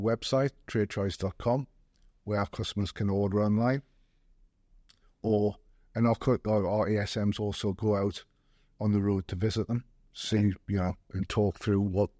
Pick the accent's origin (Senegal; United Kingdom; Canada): United Kingdom; Gateshead, North East England; now in Durham, United Kingdom; I come from Gated originally. Literally half a mile from where the branch is. I've since moved to Durham because my wife was a Durham girl.